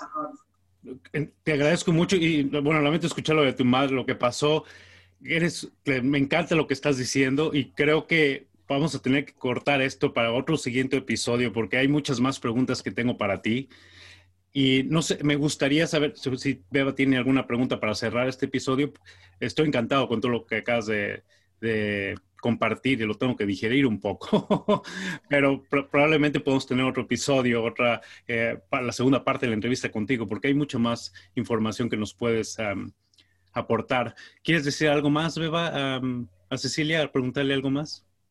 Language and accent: Spanish; Mexico; yo soy mexicano